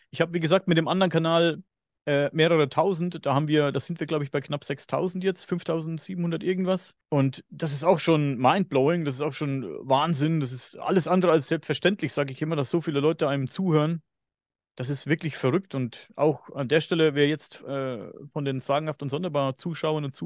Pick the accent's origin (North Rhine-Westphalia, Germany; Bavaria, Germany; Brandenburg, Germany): Bavaria, Germany; accent: Upper Franconian; Ich klinge immer noch wie ein Bauer, aber ich bin ja Oberfranke und wir sind ja ein bisschen sprachbehindert, sagen, behaupten böse Zungen, sag ich mal. Ich habe ja eigentlich einen ganz krassen oberfränkischen, oberfränkischen Dialekt, den ich nicht ganz verstecken kann